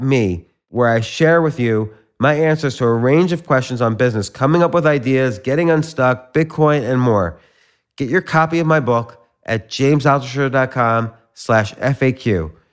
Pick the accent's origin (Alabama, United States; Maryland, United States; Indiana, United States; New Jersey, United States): New Jersey, United States; moved away; also born or lived in Pittsburgh; I grew up in, uh, New Jersey